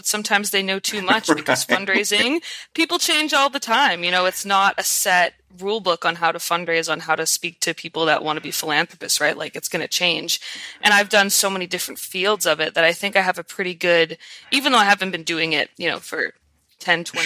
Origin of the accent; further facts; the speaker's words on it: Ottawa, Ontario, Canada; I'm a Canadian. I'm from Ottawa, Ontario, which is the capital.